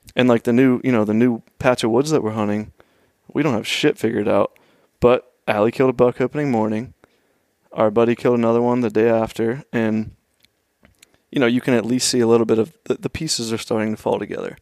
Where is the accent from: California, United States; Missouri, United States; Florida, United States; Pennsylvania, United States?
Pennsylvania, United States; Oakmont; I grew up just outside of Pittsburgh, um, maybe twelve miles east in a little town, Oakmont